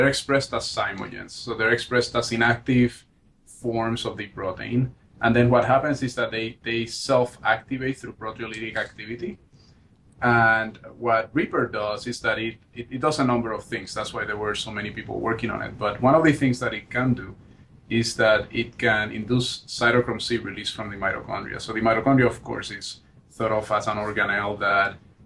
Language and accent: English; Barranquitas, Puerto Rico; also born or lived in San Juan, Puerto Rico; now in New Haven, United States; So I was born and raised in Puerto Rico. That's where I grew up. I grew up in a small town in the middle of the island called Barranquitas.